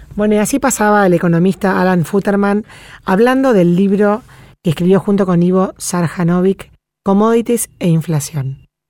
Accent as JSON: {"language": "Spanish", "country": "Argentina", "said": "las cosas que suceden acá"}